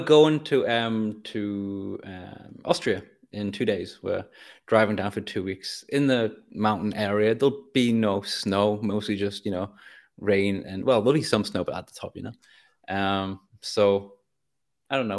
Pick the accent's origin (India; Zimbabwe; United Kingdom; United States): United Kingdom; North East England; I grew up in Northeast England